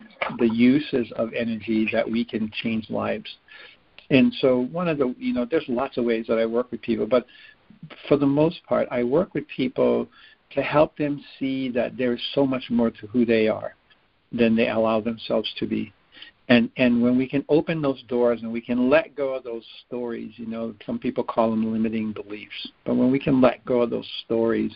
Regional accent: Hawaii, United States; I'm from Hawaii, and my family goes back in Hawaii over 20 generations

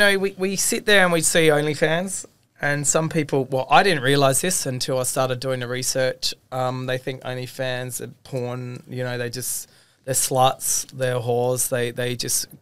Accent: Australia; I'm from Australia.

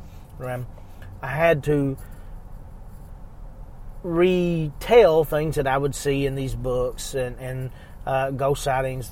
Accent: Eastern Kentucky, United States; I was born in 1982 in Eastern Kentucky, and I was very much a very imaginative kid, spent a ton of time outside

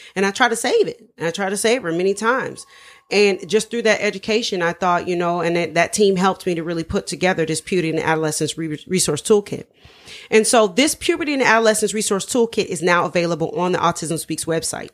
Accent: Dayton, Ohio, United States; moved away; I'm from, originally from Ohio. We're all from Dayton, Ohio

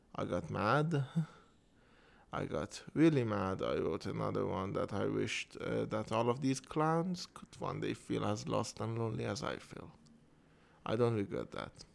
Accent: Iran; first language Persian; English is a second language; I am Iranian. I live in Iran. And uh, English is my second language

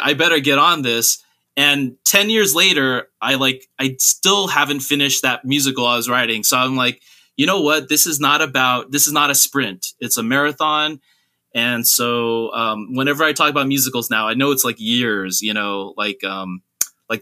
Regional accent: Southern California, United States; I grew up in an Asian American place in Southern California

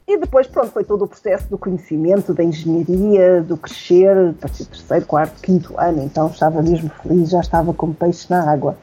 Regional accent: Aveiro, Centro, Portugal; also born or lived in Caparica, Portugal; eu nasci em Aveiro

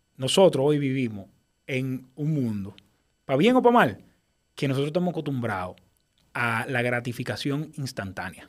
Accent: Dominican Republic; tú sabes cómo somos los dominicanos

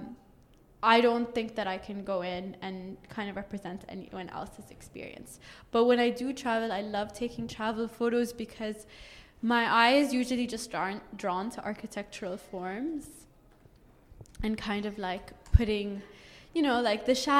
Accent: Bahrain; moved away; also born or lived in Dubai; I'm from Bahrain.

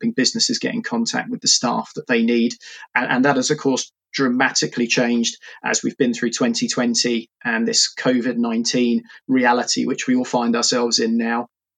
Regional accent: Portsmouth, South East England, United Kingdom; moved away as an adult; now in Reading, United Kingdom; I'm originally from Portsmouth

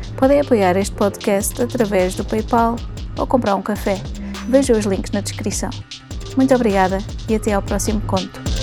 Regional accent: Oeiras, Lisbon, Portugal; moved away; da minha terra natal e onde voltei a viver, Porto Salvo, em Oeiras. Aqui crescemos a ouvir a lenda

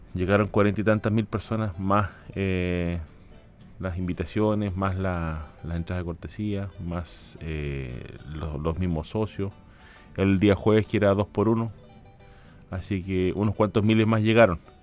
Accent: Chile; como chileno, como chileno nosotros

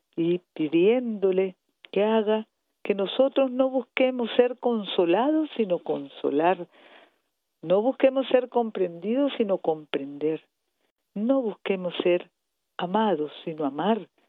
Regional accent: Nicaragua; como familia nicaragüense

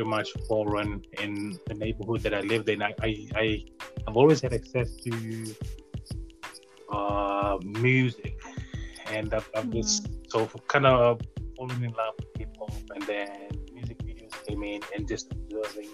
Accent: Lakeba, Eastern Division, Fiji; moved away as an adult; now in California, United States; Fiji Islander. I'm from the island of Lakemba, from the village of Tubou.

